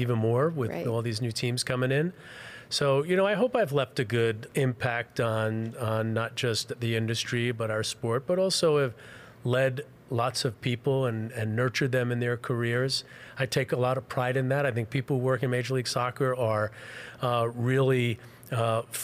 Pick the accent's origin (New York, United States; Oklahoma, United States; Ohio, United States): New York, United States; New York City; also born or lived in Western New Jersey; I grew up in Queens. So I grew up in an apartment building